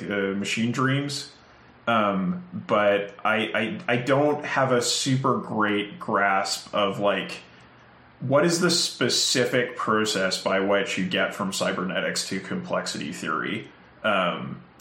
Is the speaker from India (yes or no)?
no; Canada; the Canadian in the room